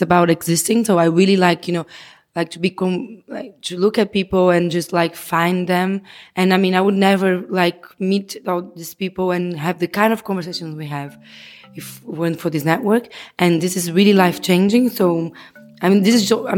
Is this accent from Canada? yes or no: no; Brazil; I'm from Brazil.